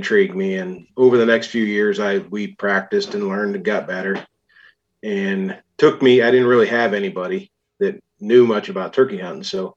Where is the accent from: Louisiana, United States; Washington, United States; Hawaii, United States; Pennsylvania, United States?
Pennsylvania, United States; Grand Valley; I grew up in Grand Valley, Pennsylvania, which is Warren County